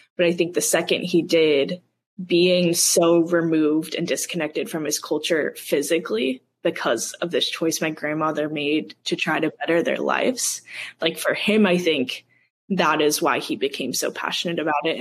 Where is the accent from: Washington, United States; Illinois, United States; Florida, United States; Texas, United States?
Washington, United States; Seattle; I grew up in the Seattle area, mostly north of Seattle